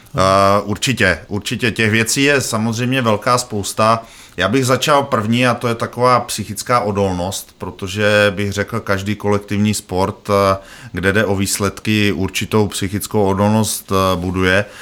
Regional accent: Bohemia, Czechia; já z Čech jsem

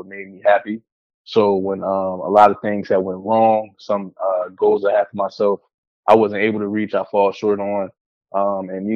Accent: Willingboro, New Jersey, United States; the street that I grew up on in Willingboro, New Jersey

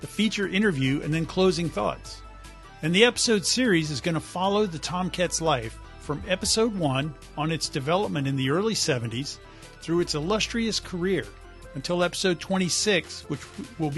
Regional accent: Jacksonville, Florida, United States; I grew up in Jacksonville, Florida

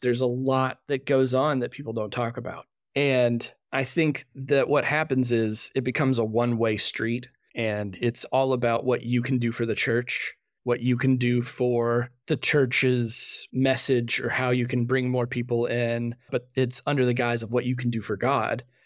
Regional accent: Fort Worth, Texas, United States; I grew up in Fort Worth, Texas, going to a, a rather large Baptist church there.

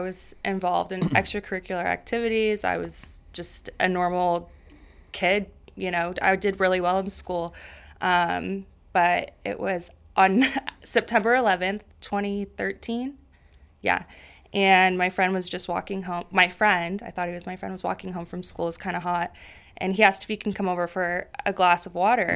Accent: Roseville, California, United States; from Northern California. Roseville. It's about thirty minutes north of Sacramento suburban area. Um, yeah, so I grew up there

